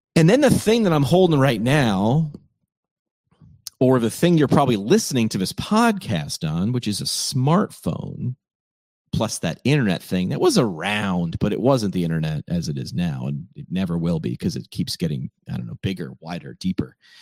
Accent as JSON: {"language": "English", "region": "upstate New York", "country": "United States", "tie": "born or raised there", "also_born_or_lived": "Northeast Pennsylvania", "moved": "as an adult", "said": "my hometown in upstate New York"}